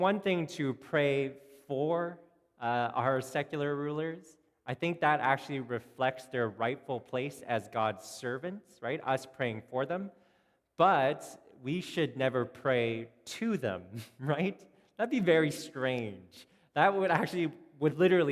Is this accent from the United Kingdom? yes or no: no; Canada; we're Canadian